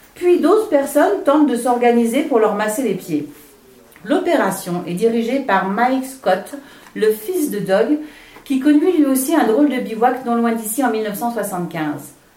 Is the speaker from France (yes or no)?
no; Switzerland; accent: Swiss; je suis suisse.